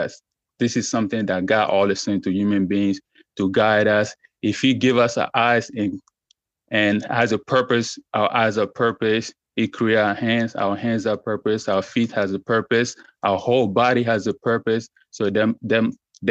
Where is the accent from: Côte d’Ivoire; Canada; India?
Côte d’Ivoire; now in Texas, United States; I'm originally from West Africa, Ivory Coast, to be precise, but I'm currently living in the United States of America, Texas